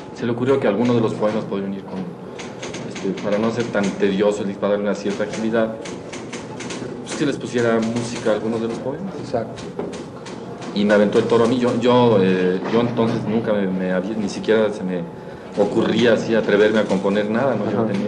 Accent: Mexico City, Mexico; De aquí, de la ciudad

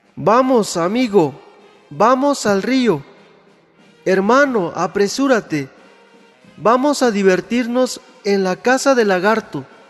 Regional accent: San Pedro Huamelula, Oaxaca, Mexico; Mi pueblo se llama San Pedro Guamelula

